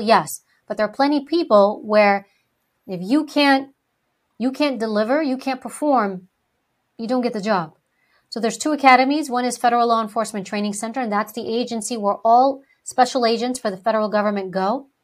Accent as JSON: {"language": "English", "town": "New York City", "region": "New York", "country": "United States", "tie": "born or raised there", "first_language": "Greek", "second_language": "English", "said": "I was born and raised in New York City. I was a, actually born in Harlem."}